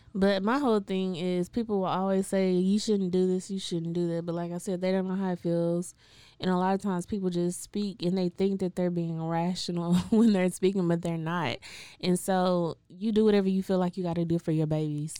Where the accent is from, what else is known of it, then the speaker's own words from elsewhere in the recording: Waco, Texas, United States; I grew up in Waco